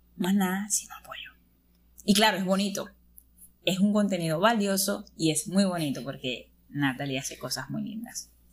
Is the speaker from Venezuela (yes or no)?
yes; Venezuela; También estudio el décimo semestre de Ingeniería de Sistemas soy de Venezuela, soy de Venezuela